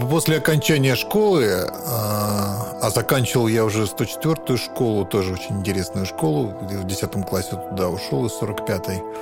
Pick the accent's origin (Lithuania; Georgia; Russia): Russia; Moscow; born there; Я родился в Москве на Ленинском проспекте в московском роддоме.